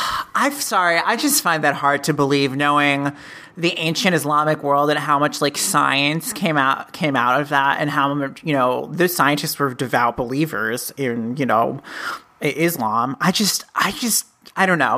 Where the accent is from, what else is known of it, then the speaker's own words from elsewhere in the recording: United States; we are both from America